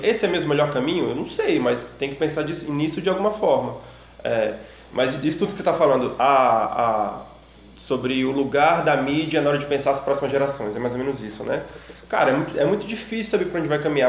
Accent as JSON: {"language": "Portuguese", "country": "Brazil", "said": "lá na minha cidade, no interior do Brasil"}